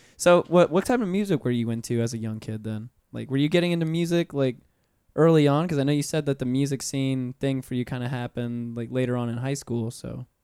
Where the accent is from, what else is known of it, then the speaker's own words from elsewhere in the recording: Pensacola, Florida, United States; moved away as an adult; now in Orlando, United States; I've been here for nine years now 'cause I'm originally from Pensacola